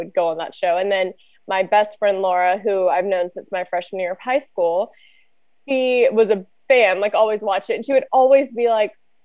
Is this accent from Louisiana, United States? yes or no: yes; Louisiana, United States; moved away; also born or lived in San Diego; I'm originally from Louisiana, moved out to San Diego